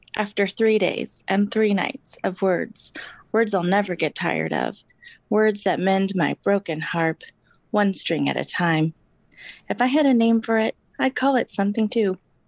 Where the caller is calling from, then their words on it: Kansas City, Missouri, United States; I live in Kansas City in Missouri.